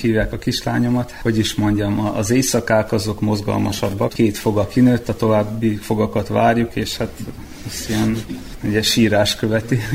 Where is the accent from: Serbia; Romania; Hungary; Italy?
Serbia; Srbobran, Vojvodina; moved away as an adult; now in Novi Sad, Serbia; itt-itt nőttem fel Szent Tamáson